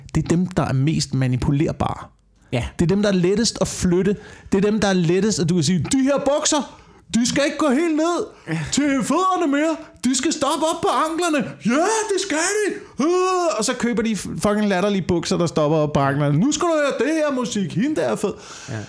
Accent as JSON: {"language": "Danish", "town": "Korsør", "region": "Zealand", "country": "Denmark", "tie": "born or raised there", "said": "jeg voksede op i Korsør"}